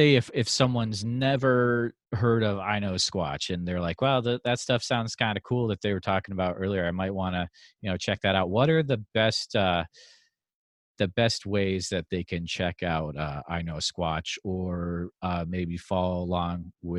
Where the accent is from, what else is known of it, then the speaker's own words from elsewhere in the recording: Iowa, United States; my home state of Iowa